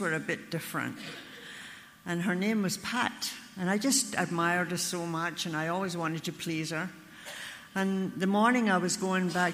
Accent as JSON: {"language": "English", "town": "Glasgow", "region": "Scotland", "country": "United Kingdom", "tie": "born or raised there", "moved": "yes", "lives_now": "Ontario, Canada", "said": "I was born in Glasgow, Scotland"}